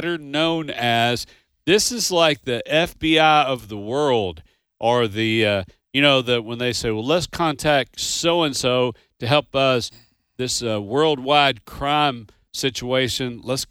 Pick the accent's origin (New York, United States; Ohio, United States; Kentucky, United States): Kentucky, United States; Grew up in Kentucky